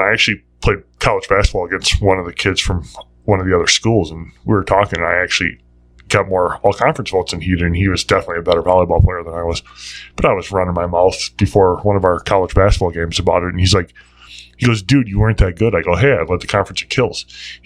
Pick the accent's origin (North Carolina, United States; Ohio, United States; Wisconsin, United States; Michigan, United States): Wisconsin, United States; Cudahy; Growing up in Cudahy, our conference had, like, the Brookfield schools, it had the Tosa schools